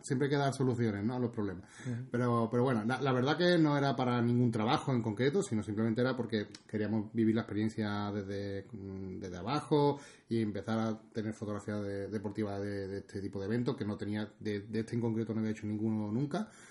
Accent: near Ronda, Andalusia, Spain; estoy tan cerca aquí de mi pueblo

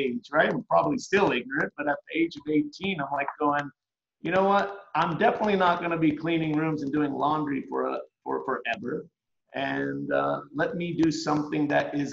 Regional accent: Cleveland, Tennessee, United States; also born or lived in Stockton, California; I grew up in Cleveland, Tennessee

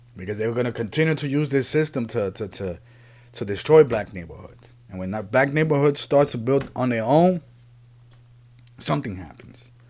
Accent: New York City, New York, United States; also born or lived in Puerto Rico; I grew up in the Bronx. I live in New York City.

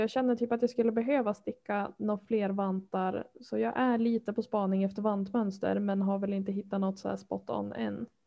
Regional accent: Härnösand, Västernorrland County, Sweden; now in Örnsköldsvik, Sweden; Jag är uppvuxen i Härnösand

